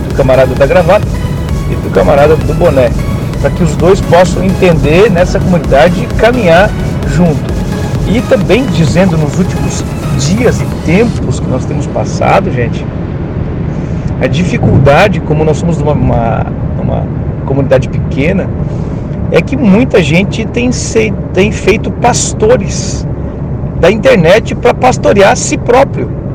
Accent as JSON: {"language": "Portuguese", "town": "Criciúma", "region": "Santa Catarina", "country": "Brazil", "said": "Nós somos aqui de Criciúma, Santa Catarina."}